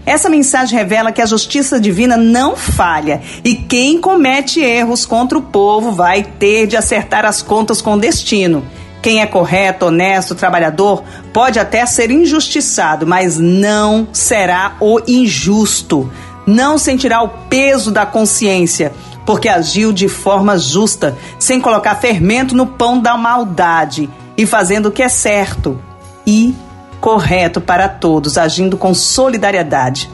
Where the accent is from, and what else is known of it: Brazil